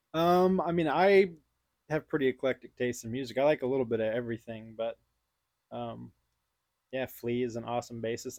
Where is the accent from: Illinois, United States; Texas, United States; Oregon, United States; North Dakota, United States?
Texas, United States; Houston; also born or lived in Austin, Texas; I grew up in Houston